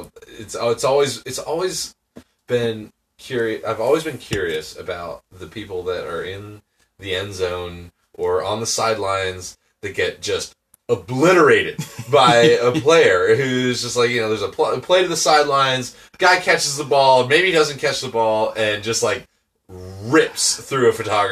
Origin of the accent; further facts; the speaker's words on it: Crozet, Virginia, United States; moved away; I'm actually from Crozet, but I live there sometimes